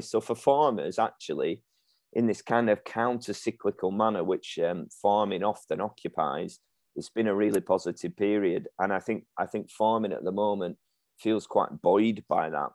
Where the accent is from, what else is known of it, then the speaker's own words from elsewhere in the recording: Ribchester, North West England, United Kingdom; we grew up down in the Ribble Valley in Ribchester